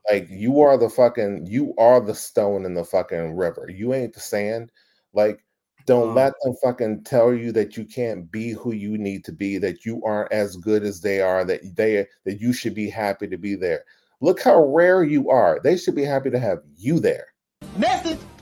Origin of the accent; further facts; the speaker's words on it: Dallas, Texas, United States; I grew up in Oak Cliff. If you know Dallas, it's like the Compton of fucking Dallas.